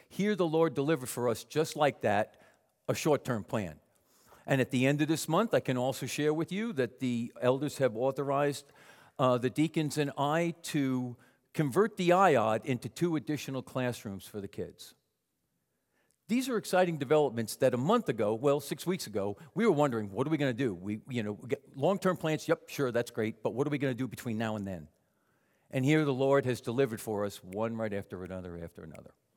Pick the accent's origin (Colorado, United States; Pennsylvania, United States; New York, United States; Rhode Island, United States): New York, United States; Long Island; moved away; my mother, me, and my three younger sisters on Long Island